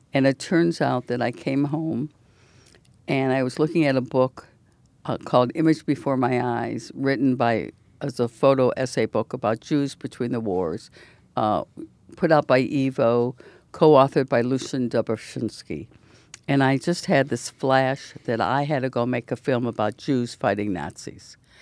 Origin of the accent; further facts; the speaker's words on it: Detroit, Michigan, United States; we grew up in Detroit